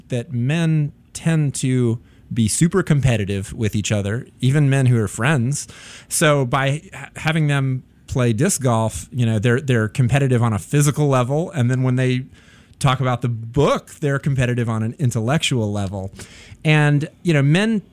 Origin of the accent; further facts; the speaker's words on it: North Carolina, United States; moved away as an adult; now in Chicago, United States; I was growing up in North Carolina in the 1980s